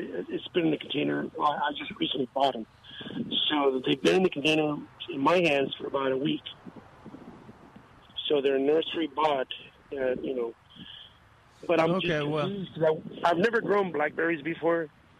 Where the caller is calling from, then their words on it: Castroville, Texas, United States; I'm calling from Castroville, Texas.